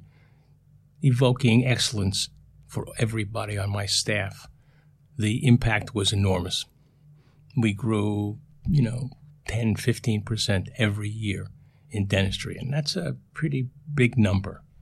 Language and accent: English; New York City, New York, United States; also born or lived in Philadelphia / Vietnam; Born and raised in the Bronx.